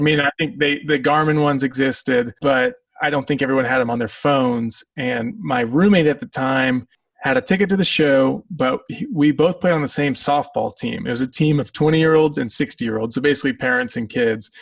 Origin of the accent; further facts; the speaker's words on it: Lawrence, Kansas, United States; now in Los Angeles, United States; growing up in Lawrence